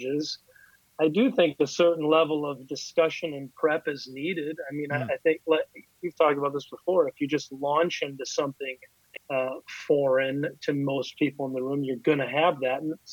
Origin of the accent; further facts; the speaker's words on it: Lodi, Wisconsin, United States; I grew up in Lodi, Wisconsin, or at least I went to high school there